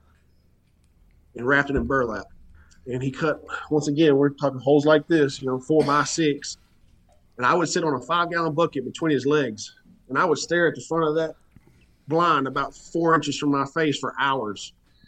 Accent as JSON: {"language": "English", "town": "Willis", "region": "Texas", "country": "United States", "tie": "born or raised there", "said": "I was born and raised in Willis, about an hour north of Huntsville"}